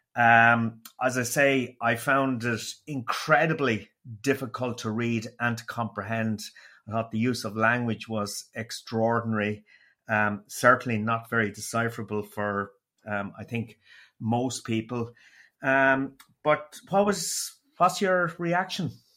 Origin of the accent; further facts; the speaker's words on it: Waterford, Munster, Ireland; accent: Waterford; it was a beautiful, dulcet Waterford accent